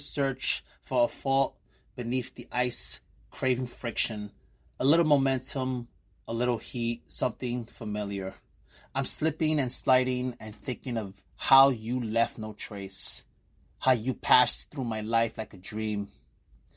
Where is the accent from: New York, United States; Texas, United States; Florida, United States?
New York, United States; New York City; moved away as an adult; now in Bayonne, United States; I'm from Brooklyn, New York, and I live in Bayonne, New Jersey